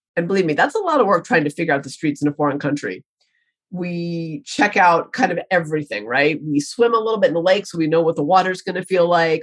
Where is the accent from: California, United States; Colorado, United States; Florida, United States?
Colorado, United States; I'm from Colorado and I train a lot in the hills in Colorado and New Mexico.